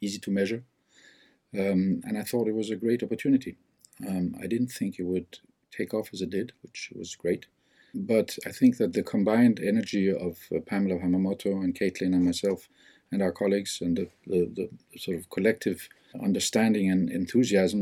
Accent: Denmark; now in Geneva, Switzerland; I'm from Denmark.

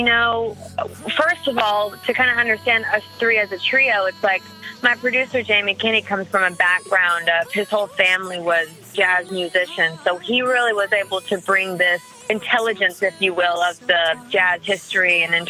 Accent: the South, United States; You know, since I grew up in the South, the first few songs that I ever wrote when I was a kid were country-leaning

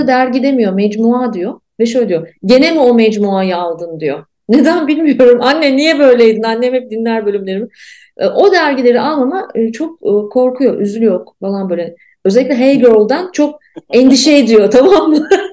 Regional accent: Ankara, Turkey; moved away as an adult; Ankara doğdum, büyüdüm. Ve bence ben çok e, e, çok tipik bir Ankaralıyım

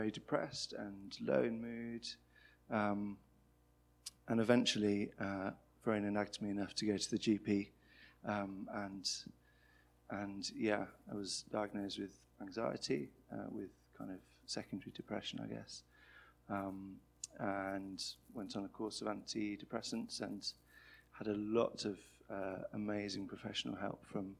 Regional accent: Birmingham, West Midlands, United Kingdom; also born or lived in London; I grew up in Birmingham and studied in London, moved back to Birmingham

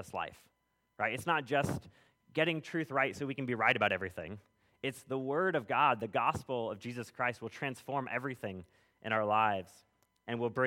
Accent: California, United States; moved away; I grew up in California. If anybody spent time out west, you'll know that the roads go a lot further and a lot straighter than they do out here

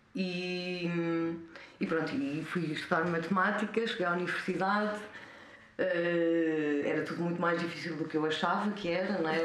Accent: Covilhã, Centro, Portugal; moved away as an adult; also born or lived in India / Lisbon; nasci na Covilhã cresci na Covilhã até aos. vivi na Covilhã até aos 25 anos.

